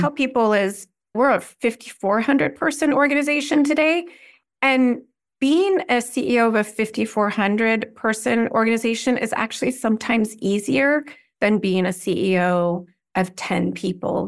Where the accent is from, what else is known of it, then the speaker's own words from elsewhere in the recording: California, United States; moved away; also born or lived in Washington, D.C.; I grew up in California